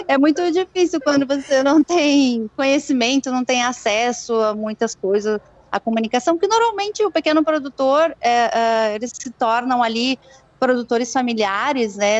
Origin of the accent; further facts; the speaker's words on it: Rio Grande do Sul, Brazil; now in Campinas, Brazil; Eu sou gaúcha, né? Sou nascida em sítio